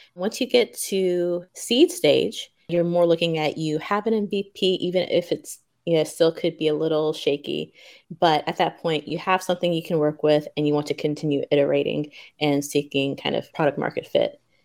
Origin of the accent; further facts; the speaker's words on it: Memphis, Tennessee, United States; moved away as an adult; also born or lived in Stanford, California / Tokyo, Japan; now in Japan; I was born and raised in Memphis, Tennessee, and came to Japan about three and a half years ago